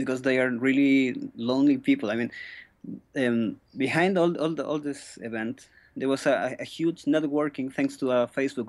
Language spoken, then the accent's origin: English; Chile; I'm from Chile